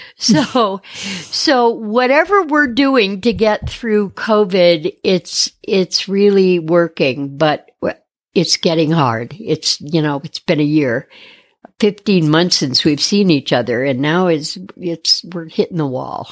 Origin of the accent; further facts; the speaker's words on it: Detroit, Michigan, United States; moved away; also born or lived in Phoenix, Arizona; born and raised in Detroit and moved out west in the late seventies